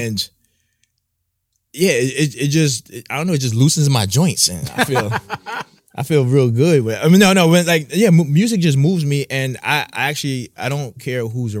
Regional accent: Brooklyn, New York, United States; Yeah, I'm from Brooklyn.

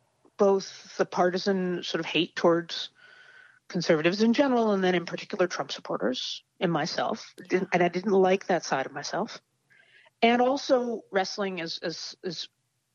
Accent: United States; I grew up in the United States of America too

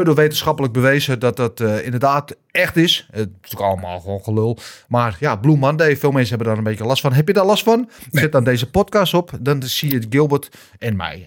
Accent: Netherlands; wij zijn Nederlanders

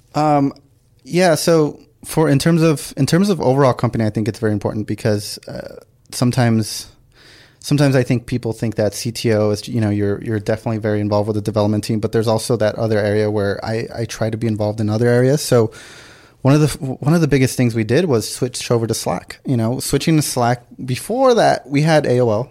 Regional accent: Los Angeles, California, United States; also born or lived in San Diego; everything else has been L A, like from kindergarten and, and up for me

